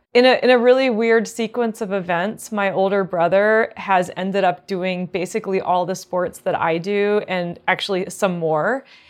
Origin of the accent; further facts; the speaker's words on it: Maryland, United States; also born or lived in Illinois / New Jersey; And then I finished growing up in Maryland.